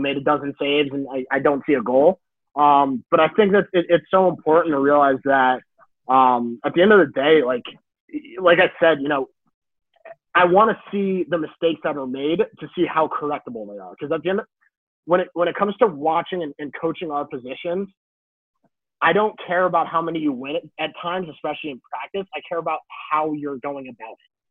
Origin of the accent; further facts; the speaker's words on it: Hudson Valley, New York, United States; I am from downstate New York